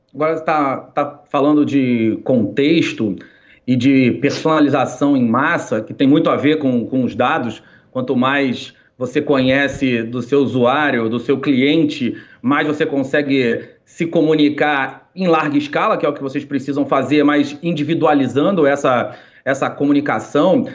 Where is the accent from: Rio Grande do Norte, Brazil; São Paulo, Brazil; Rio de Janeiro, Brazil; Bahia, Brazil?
Rio de Janeiro, Brazil; eu, carioca